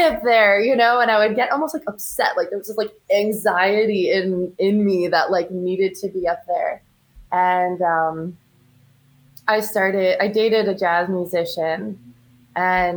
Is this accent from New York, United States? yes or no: yes; New York, United States; moved away as an adult; now in New Orleans, United States; I'm from New York, but I'm currently living in New Orleans.